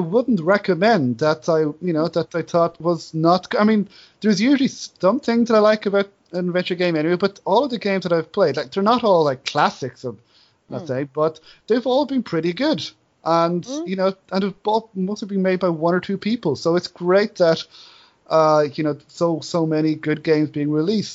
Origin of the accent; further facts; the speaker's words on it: Enniscorthy, Leinster, Ireland; my hometown of Enniscorthy